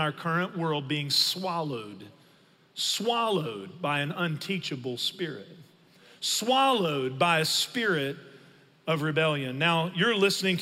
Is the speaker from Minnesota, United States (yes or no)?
no; Northeast Texas, United States; I grew up in Northeast Texas